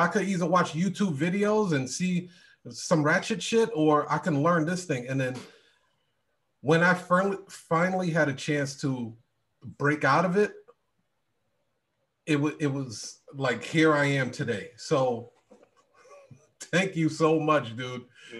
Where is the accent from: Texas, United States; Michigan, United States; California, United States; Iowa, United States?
Iowa, United States; I came from Iowa.